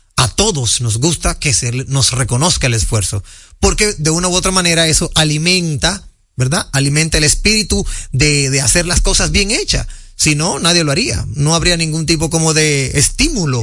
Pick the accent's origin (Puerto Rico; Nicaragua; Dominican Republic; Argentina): Dominican Republic; nosotros los dominicanos